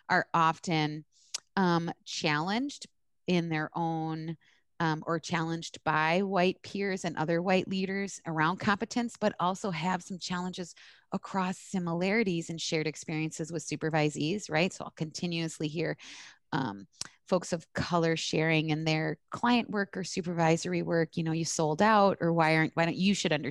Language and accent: English; East Coast, United States; yeah, I'm from the East Coast. I'm Arab.